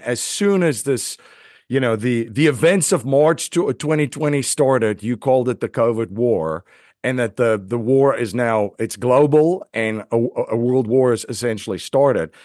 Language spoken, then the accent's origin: English; South Africa; moved away; I grew up in South Africa